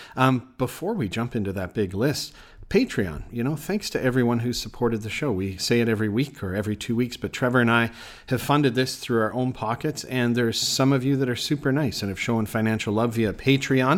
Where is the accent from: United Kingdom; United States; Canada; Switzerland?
Canada; moved away; I'm from Canada